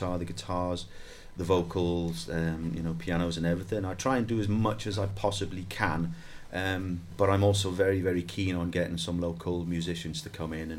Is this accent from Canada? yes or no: no; Saundersfoot, Wales, United Kingdom; accent: Pembrokeshire accent with a slight Geordie twang; we grew up together in Saundersfoot, in around Saundersfoot, way back in the 80s